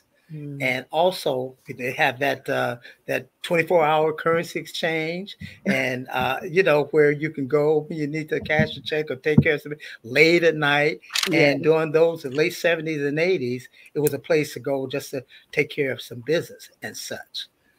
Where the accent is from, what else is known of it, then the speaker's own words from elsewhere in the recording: Chattanooga, Tennessee, United States; also born or lived in Lafayette, Indiana; now in Chicago, United States; we're originally from Chattanooga, Tennessee, and through Indiana, Lafayette, Indiana.